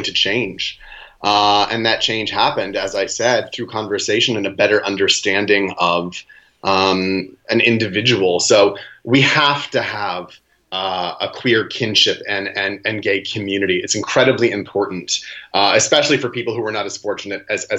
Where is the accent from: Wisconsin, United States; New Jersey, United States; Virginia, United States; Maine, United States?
Maine, United States; now in New York City, United States; But I grew up in Maine on a farm